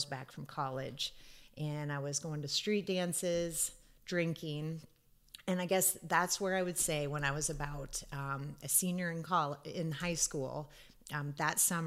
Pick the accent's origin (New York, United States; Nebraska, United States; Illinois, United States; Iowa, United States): Nebraska, United States; Wahoo; growing up in Wahoo